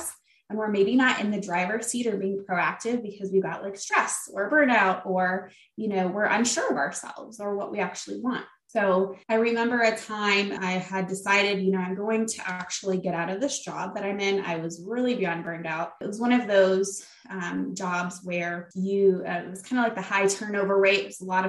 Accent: Flint, Michigan, United States; moved away as an adult; I'm from the area of Flint, Michigan

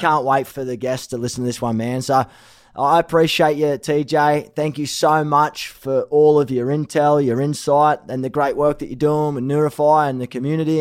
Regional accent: Australia; moved away as an adult; now in Los Angeles, United States; I'm Aussie

